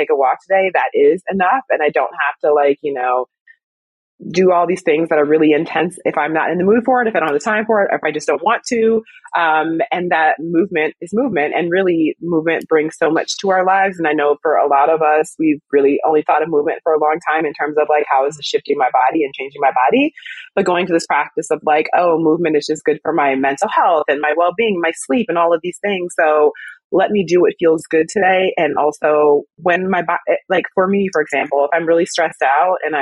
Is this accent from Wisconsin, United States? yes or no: yes; Wisconsin, United States; now in Brooklyn, United States; I'm from Wisconsin originally anyway, so I'm used to the cold